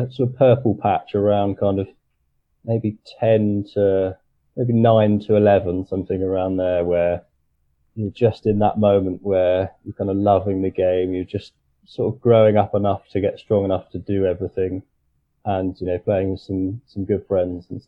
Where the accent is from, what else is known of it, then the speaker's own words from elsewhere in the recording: Tonbridge, South East England, United Kingdom; I grew up in Tunbridge in Kent